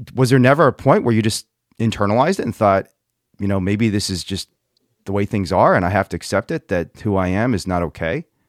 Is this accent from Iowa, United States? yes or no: no; Central Indiana, United States; I grew up in Central Indiana as like a fat Chinese immigrant kid